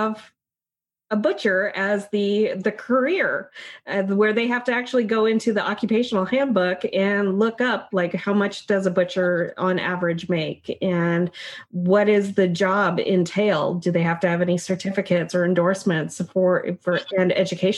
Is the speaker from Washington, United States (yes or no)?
yes; Issaquah, Washington, United States; growing up in Issaquah